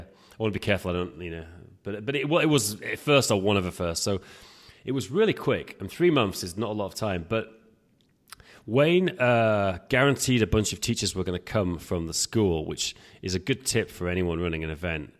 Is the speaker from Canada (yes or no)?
no; England, United Kingdom; now in Prague, Czech Republic; we're both English, as you can tell. I'm, I'm based in Prague